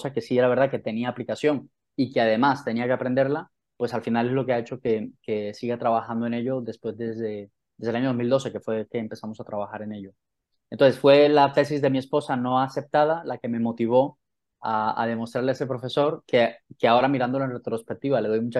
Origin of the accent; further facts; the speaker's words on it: Santa Marta, Magdalena, Colombia; moved away as an adult; also born or lived in Manizales / London; now in Spain; vivo en España y en el año 2010 me fui de Colombia porque quería reinventarme a nivel profesional. Yo soy de Santa Marta